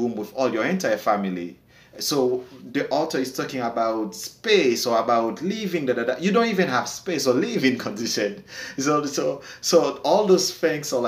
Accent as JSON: {"language": "English", "country": "Haiti", "said": "even though I'm Haitian"}